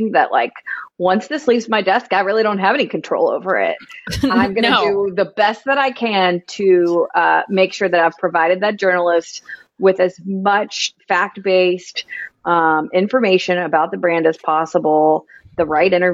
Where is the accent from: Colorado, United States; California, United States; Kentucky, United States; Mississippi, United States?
Kentucky, United States; Louisville; also born or lived in Lexington, Kentucky; I grew up here in Louisville and went to UK